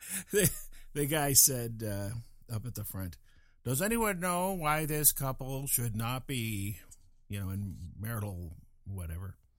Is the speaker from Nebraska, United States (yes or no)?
no; Fort Collins, Colorado, United States; moved away as an adult; also born or lived in California; I'm from Fort Collins, Colorado